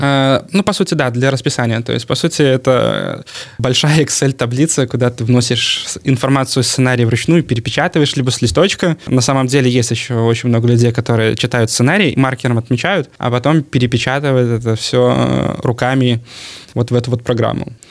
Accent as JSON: {"language": "Russian", "country": "Belarus", "said": "я вот с Беларуси, у меня там продакшн"}